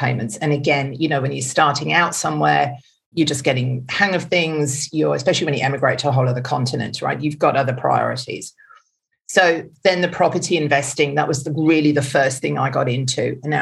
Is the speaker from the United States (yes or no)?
no; Germany; also born or lived in England; now in Australia; I'm actually German by birth